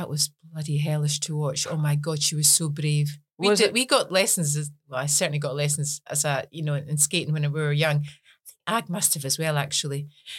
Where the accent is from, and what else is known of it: Scotland, United Kingdom